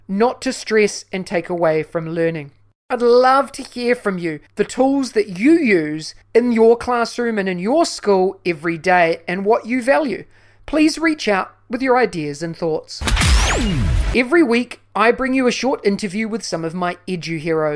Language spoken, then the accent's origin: English; New Zealand; my home country of New Zealand